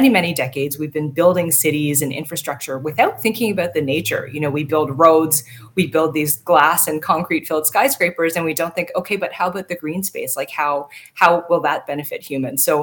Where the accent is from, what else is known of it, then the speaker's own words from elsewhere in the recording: Toronto, Ontario, Canada; moved away as an adult; also born or lived in Ottawa / Northern BC; now in British Columbia, Canada; I was born and raised in Toronto, actually, and I grew up in a majority white neighborhood in the suburbs of Toronto